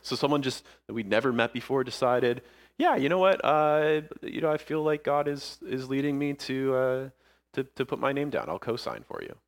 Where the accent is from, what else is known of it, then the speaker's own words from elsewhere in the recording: Niagara Falls, Ontario, Canada; moved away as an adult; also born or lived in St. Catharines, Ontario; now in Ayr, United Kingdom; growing up in Niagara Falls, Niagara Falls area